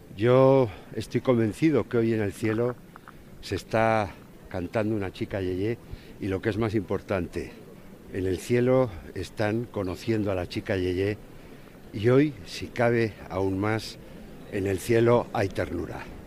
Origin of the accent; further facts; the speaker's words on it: Valladolid, Castile and León, Spain; los vallisoletanos